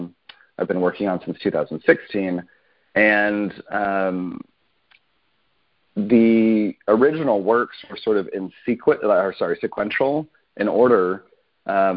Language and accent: English; Arizona, United States; I grew up in Arizona and in a bit of a conservative environment